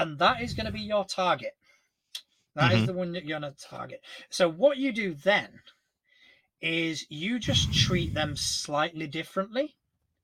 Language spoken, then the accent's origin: English; Spain; now in United Kingdom; I grew up in Spain.